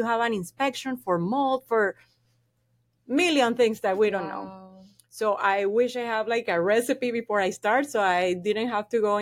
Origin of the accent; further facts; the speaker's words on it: Venezuela; first language Spanish; English is a second language; moved away as an adult; now in Florida, United States; I am from Venezuela